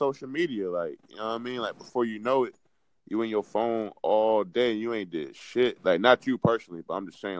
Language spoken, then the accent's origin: English; Fayetteville, North Carolina, United States; I'm from Fayetteville, North Carolina.